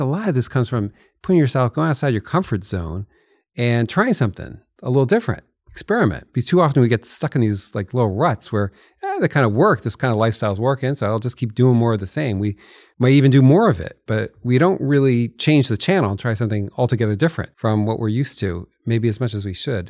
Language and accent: English; New Jersey, United States; moved away; I grew up in New Jersey